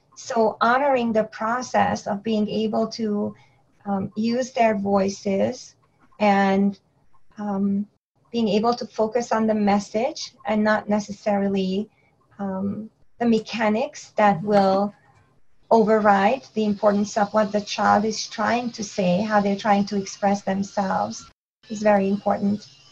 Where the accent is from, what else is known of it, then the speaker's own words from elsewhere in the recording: Hungary; English is a second language; moved away as an adult; also born or lived in New York City, United States; now in United States; I was born and raised in Hungary